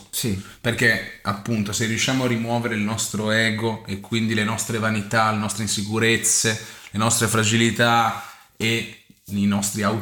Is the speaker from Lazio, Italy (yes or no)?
no; Ferrara, Emilia-Romagna, Italy; io vengo da Ferrara, che è una città chiusa da una cinta muraria